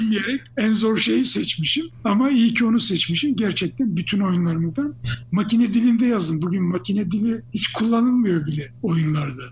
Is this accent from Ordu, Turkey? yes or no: yes; Gölköy, Ordu, Turkey; moved away as an adult; also born or lived in England; ben o köyde doğdum büyüdüm